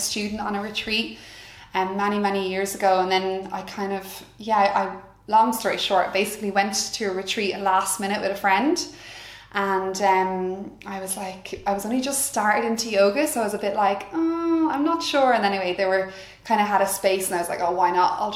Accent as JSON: {"language": "English", "area": "Wexford", "region": "Leinster", "country": "Ireland", "tie": "born or raised there", "said": "we're all from Wexford, so I've always been around big family gatherings"}